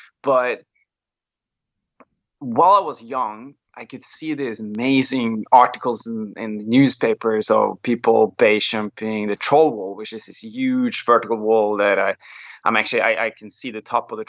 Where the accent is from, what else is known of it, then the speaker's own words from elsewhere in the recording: Molde, Møre og Romsdal, Norway; I come from a very like sporty place in Norway. It's a small town. It's called Molde, where it's kind of like a place where either you do sports or you might as well just get out of there.